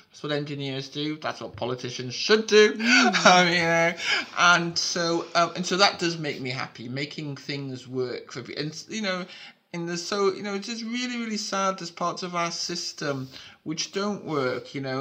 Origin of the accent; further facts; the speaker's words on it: Newcastle upon Tyne, North East England, United Kingdom; moved away as an adult; also born or lived in London; growing up in Newcastle